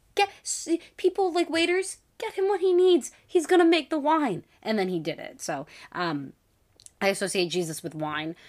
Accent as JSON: {"language": "English", "region": "New York", "country": "United States", "said": "as a New Yorker"}